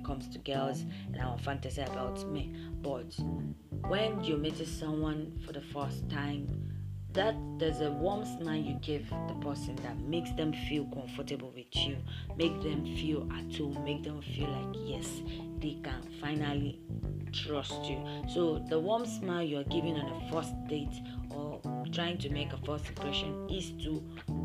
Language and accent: English; Nigeria; accent: Nigerian English; I be Nigerian girl